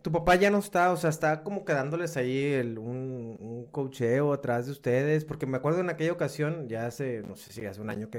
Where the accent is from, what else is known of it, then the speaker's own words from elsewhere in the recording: Monterrey, Nuevo León, Mexico; yo como regio